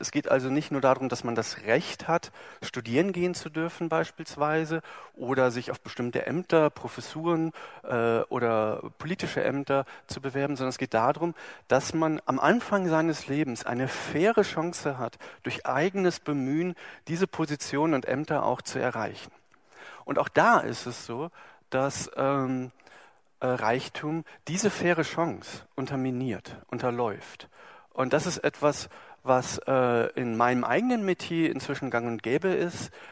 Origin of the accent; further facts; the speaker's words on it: Germany; wir sind in Deutschland geboren, also ich